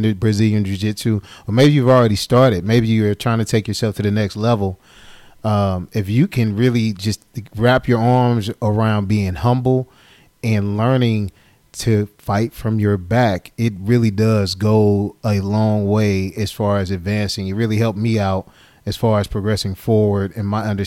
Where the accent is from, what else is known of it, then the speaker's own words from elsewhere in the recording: St. Louis, Missouri, United States; also born or lived in Illinois; being from St. Louis, Missouri